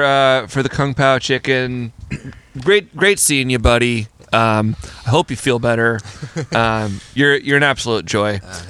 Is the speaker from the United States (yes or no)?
no; Canada; I'm Canadian.